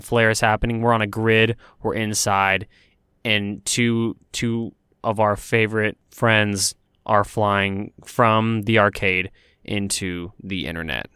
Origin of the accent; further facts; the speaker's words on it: Texas, United States; moved away as an adult; now in Los Angeles, United States; I moved from my home state of Texas to pursue my dreams in Los Angeles